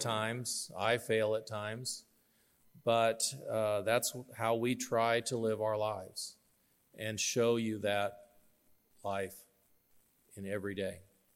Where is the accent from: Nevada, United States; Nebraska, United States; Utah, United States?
Nebraska, United States; York; also born or lived in Arkansas; I grew up here in York. Uh, my family moved to York in nineteen seventy